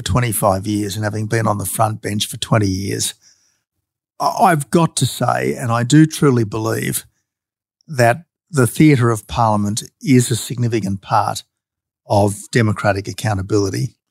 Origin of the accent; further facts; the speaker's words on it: Australia; the Australian Prime Minister